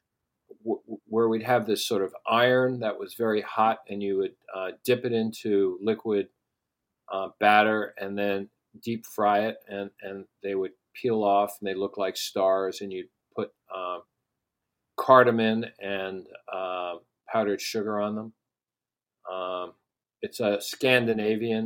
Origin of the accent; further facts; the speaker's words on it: New York, United States; moved away; I've been living outside of New York longer than I lived in New York, but people still accuse me of being a New Yorker